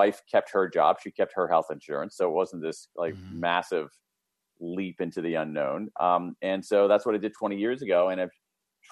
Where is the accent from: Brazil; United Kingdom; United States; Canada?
United States; Columbus, Ohio; I grew up in Central Ohio, Columbus, Ohio, middle class family, middle of America